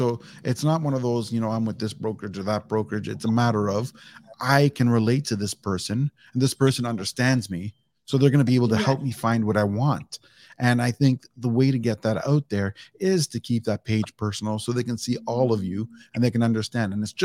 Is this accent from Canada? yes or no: yes; Canada; I'm Canadian